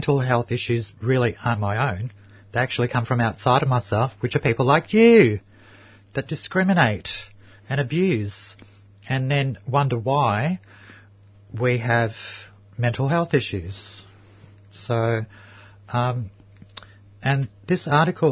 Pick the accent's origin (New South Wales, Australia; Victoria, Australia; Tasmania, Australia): Victoria, Australia; Melbourne; I grew up in Housing Commission just up the road in Fitzroy here